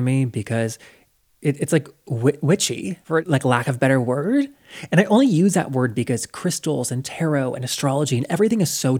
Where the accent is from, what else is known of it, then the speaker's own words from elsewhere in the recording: the South, United States; I grew up in the South and I do not.